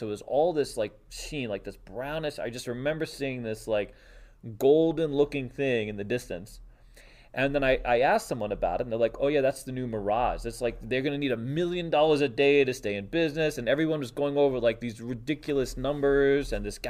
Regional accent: New York City, New York, United States; moved away; And I lived in New York City. Like, I grew up in New York City.

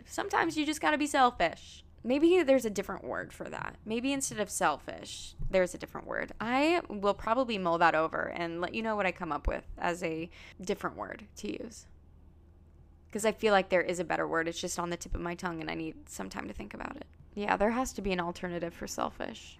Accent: Pacific Northwest, Washington, United States; also born or lived in Virginia; now in New York, United States; I grew up in the Pacific Northwest by water

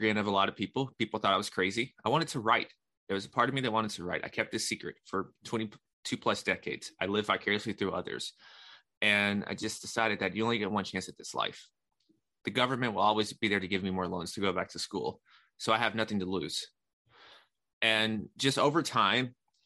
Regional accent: Nashville, Tennessee, United States; I'm born and raised in Nashville.

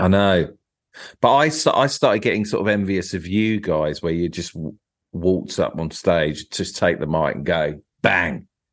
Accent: Tunbridge Wells area, Kent, South East England, United Kingdom; I was sort of Tunbridge Wells way

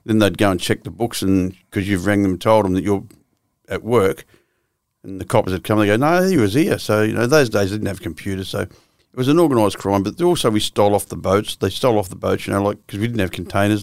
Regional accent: Melbourne, Victoria, Australia; also born or lived in Swan Hill, Victoria; I was born in Victoria in Swan Hill. which is a couple of hours out of Melbourne.

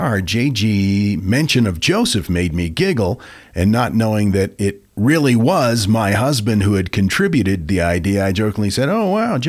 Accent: Guatemala; I grew up in Guatemala, and although I have several interesting stories to share, I wanted to share this particular tale.

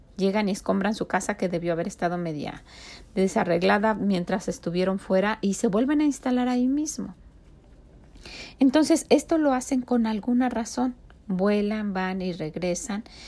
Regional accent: Mexico; now in United States; no dejamos de tener el patrón de vida orgullosamente de México. Nosotros cocinamos como mexicanos

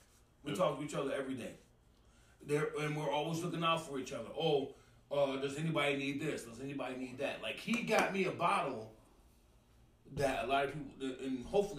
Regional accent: Racine, Wisconsin, United States; Racine, my hometown is 262.

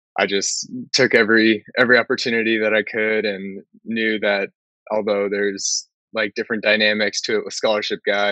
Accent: San Diego, California, United States; I'm born and raised in San Diego

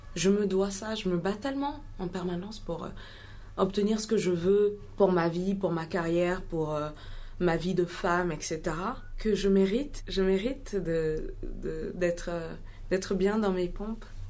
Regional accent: Mali; born or raised there; French is a second language; moved away; also born or lived in Ghana

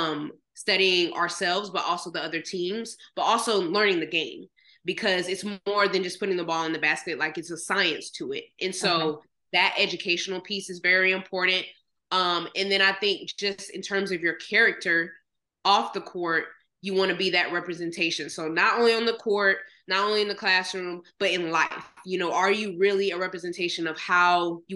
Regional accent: Jacksonville, Florida, United States; also born or lived in Manhattan, New York / Gainesville, Florida; I'm a Jacksonville kid because that's where I grew up for 17 years

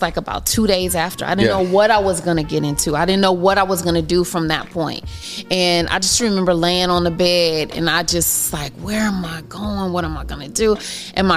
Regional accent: Los Angeles, California, United States; I grew up in South Central.

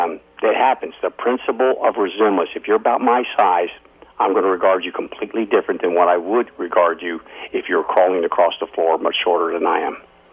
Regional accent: Alaska, United States; I've born and raised in Alaska.

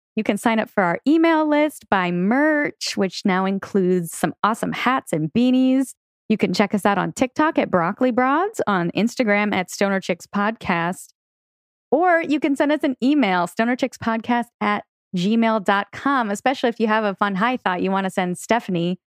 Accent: Seattle, Washington, United States; moved away; we grew up in Seattle together

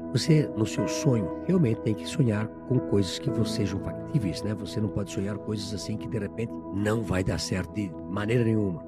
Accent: Brazil; Poço Fundo é na minha terra, né? Eu morava na entrada do Poço Fundo, na rua Florianópolis. Estudei na escola João

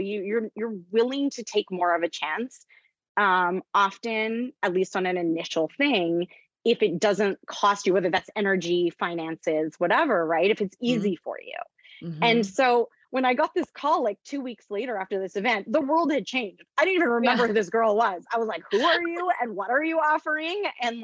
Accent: Canada; moved away as an adult; also born or lived in United States; I'm Canadian, just to say I'm Canadian. I was living in the US.

